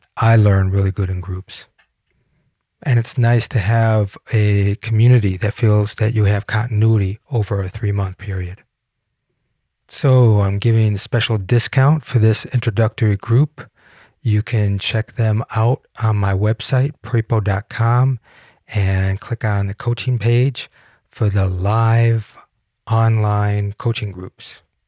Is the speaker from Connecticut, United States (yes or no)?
no; Detroit, Michigan, United States; moved away as an adult; also born or lived in Denmark; I'm a boy from Detroit.